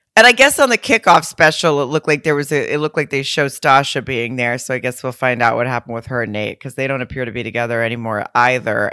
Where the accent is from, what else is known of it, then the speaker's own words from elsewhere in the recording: Lowell, Arkansas, United States; moved away; my hometown in Lowell, Arkansas, right outside of Fayetteville